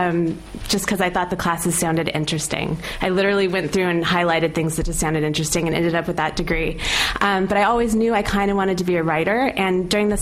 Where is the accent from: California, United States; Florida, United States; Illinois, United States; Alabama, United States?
California, United States; I'm Syrian American, but I'm from California